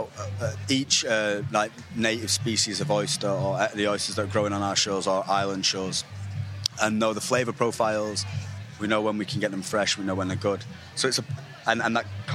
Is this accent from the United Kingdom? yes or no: yes; Manchester, North West England, United Kingdom; also born or lived in Stockport; I'm from Manchester, so I kind of grew up in Manchester and Stockport